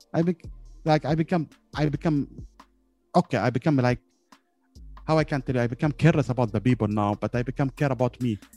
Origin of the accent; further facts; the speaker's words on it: Yemen; I'm from Yemen